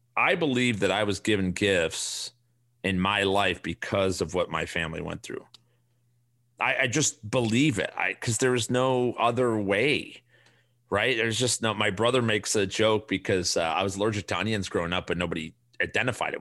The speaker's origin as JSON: {"language": "English", "town": "Chicago", "region": "Illinois", "country": "United States", "tie": "born or raised there", "said": "we grew up on the South Side"}